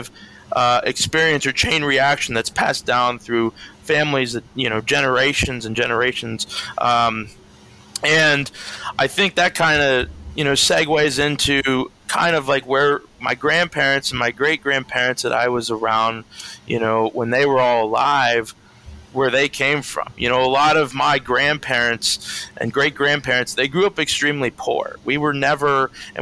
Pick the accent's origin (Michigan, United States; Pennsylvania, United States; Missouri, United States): Pennsylvania, United States; Danville; Danville, Pennsylvania, my hometown